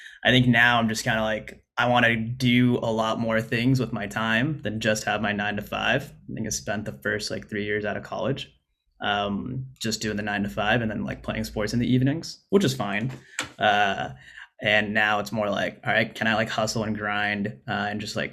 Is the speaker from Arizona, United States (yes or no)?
yes; Arizona, United States; moved away as an adult; also born or lived in Oregon; I grew up in Arizona and went to college at Arizona State